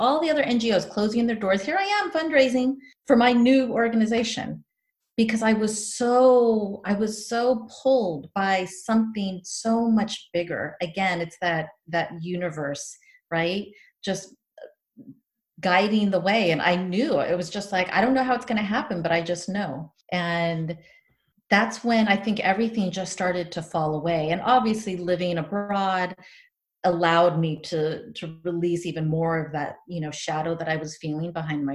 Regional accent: San Diego, California, United States; moved away as an adult; also born or lived in Tanzania; now in Spain; growing up in Rancho Pinasquitas

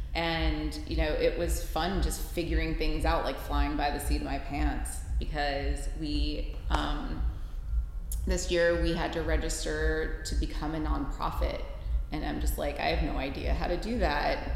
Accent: Cleveland, Ohio, United States; moved away as an adult; also born or lived in Pittsburgh; am from Cleveland originally, but I went to college in Pittsburgh

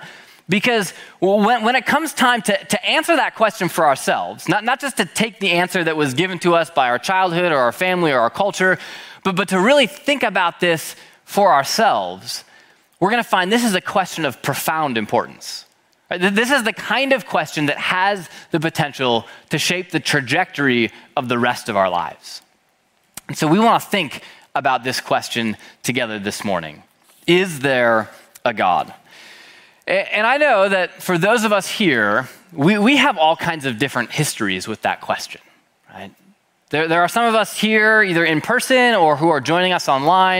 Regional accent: Minneapolis, Minnesota, United States; I was born and raised in Minneapolis, Minnesota by my parents, Jeff and Renee.

